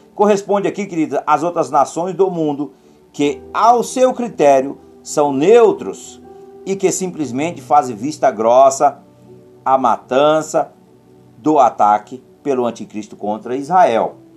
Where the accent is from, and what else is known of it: Brazil